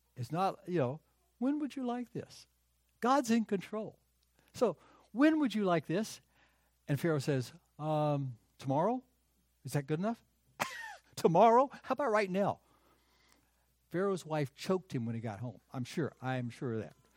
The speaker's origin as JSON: {"language": "English", "country": "United States", "tie": "born or raised there", "also_born_or_lived": "North Carolina / South Carolina", "said": "I grew up in North Carolina and in South Carolina"}